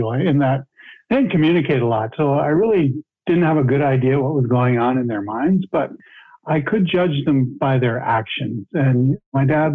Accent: Sarnia, Ontario, Canada; Where I grew up in Sarnia, Ontario, Canada, it's called the Chemical Valley

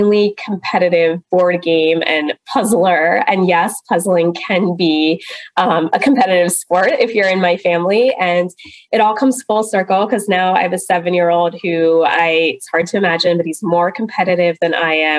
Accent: East Coast, United States; moved away as an adult; also born or lived in West Virginia / India (parents); now in California, United States; I was born in West Virginia, oddly enough, but then spent most of my life on the East Coast

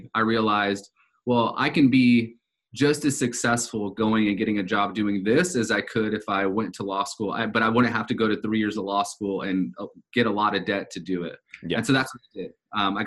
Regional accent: Southern California, United States; I grew up in Southern California from a very, very low income family

